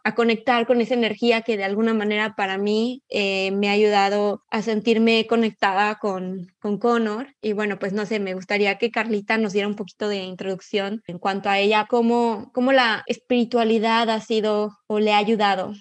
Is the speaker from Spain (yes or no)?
no; Mexico; como mexicanas